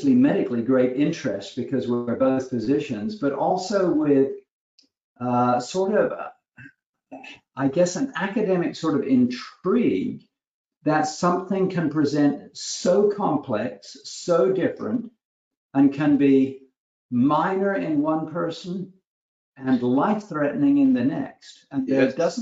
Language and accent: English; United Kingdom; accent: British; also born or lived in London; now in United States; Your audience may pick up a little bit of a British accent. I'm a British family doctor.